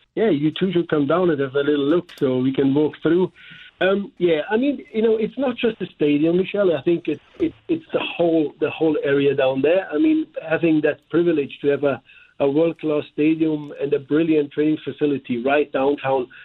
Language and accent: English; Germany; accent: German; now in St. Louis, United States; here with my German accent